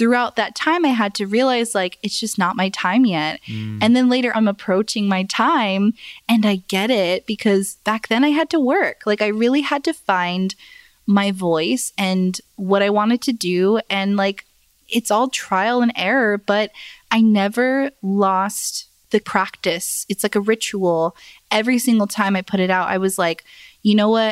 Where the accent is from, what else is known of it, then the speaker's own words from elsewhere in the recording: Phoenix, Arizona, United States; moved away; But Arizona is my hometown, Phoenix, Arizona.